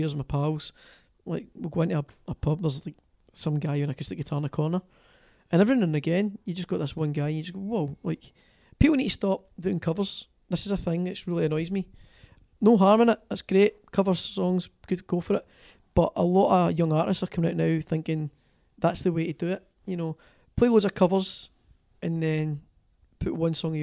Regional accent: Greenock, Scotland, United Kingdom; accent: Scottish; my hometown of Greenock

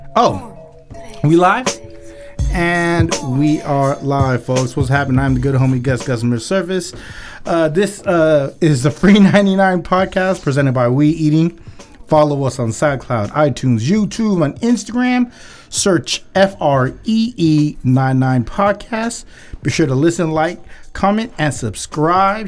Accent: Philippines; I'm Filipino.

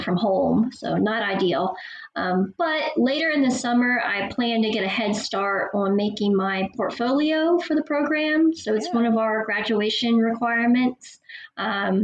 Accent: Bartow, Florida, United States; moved away as an adult; also born or lived in Indiana; now in Norman, United States; I'm originally from Bartow, Florida. I was born and raised there.

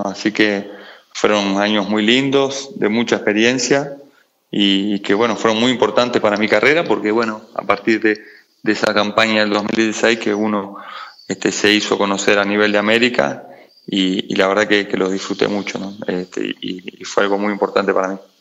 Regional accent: Montevideo, Uruguay; yo nací en Montevideo, Uruguay, en, el barrio Capurro

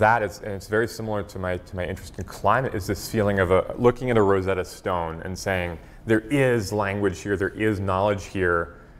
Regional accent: Hawaii, United States; my parents are oil painters, and so growing up in Hawaii, they would kind of, you know, drag me out to go painting with them.

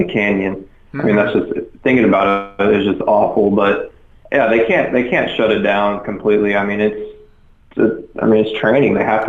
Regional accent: Fort Worth, Texas, United States; my hometown here in Fort Worth

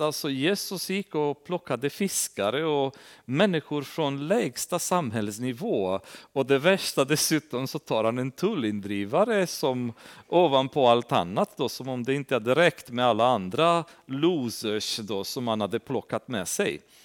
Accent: Transylvania, Romania; now in Sweden; Vi har Transsylvanien, där jag kommer ifrån

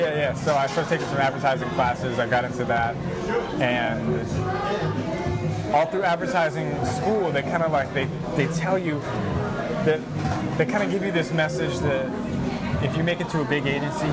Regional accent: Fairfax, Virginia, United States; moved away as an adult; also born or lived in Richmond, Virginia / Lynchburg, Virginia; I'm from Fairfax, Virginia.

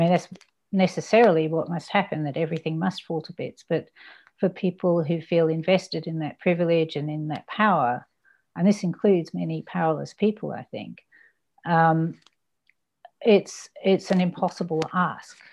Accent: Ballarat, Victoria, Australia; also born or lived in United Kingdom; I came to Australia when I was six and turned seven, I think, the day after we arrived

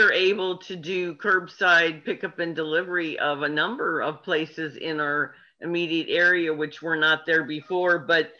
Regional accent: Belleville, Illinois, United States; I grew up in Belleville.

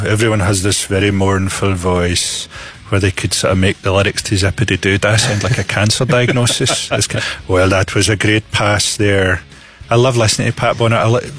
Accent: Scotland, United Kingdom; I feel more Scottish.

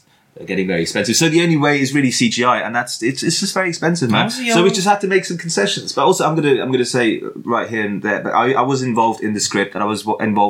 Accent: Bronx, New York, United States; Hey, hey, guys. It's my way, I'm from the Bronx, you know.

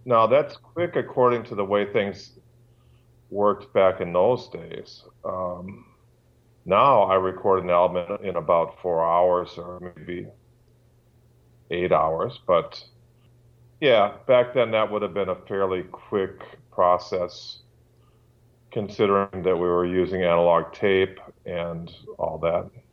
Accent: Milwaukee, Wisconsin, United States; I'm from Milwaukee, Wisconsin, U S

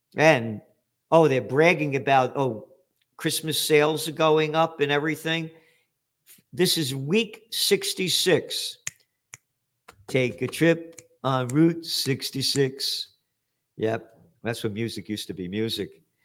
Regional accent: United States; I'm an American citizen

